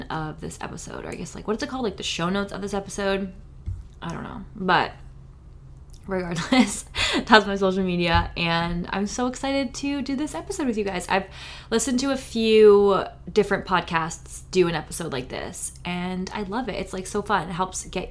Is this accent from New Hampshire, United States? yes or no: yes; New Hampshire, United States; also born or lived in Florida; now in California, United States; I grew up in New Hampshire